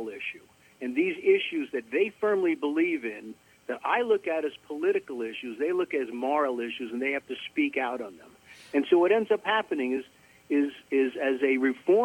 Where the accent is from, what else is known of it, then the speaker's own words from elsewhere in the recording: Long Island, New York, United States; now in Atlanta, United States; I grew up on Long Island. I live in Atlanta now.